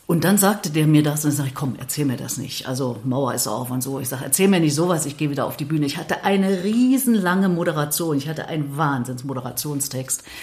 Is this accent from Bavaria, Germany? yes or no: no; Erfurt, Thuringia, Germany; Ich meine, ich bin ja Thüringerin, ich bin ja Erfurterin.